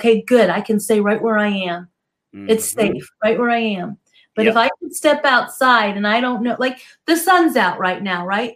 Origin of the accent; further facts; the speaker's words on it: New Jersey, United States; now in Southern California, United States; I grew up in New Jersey, so I understand cold.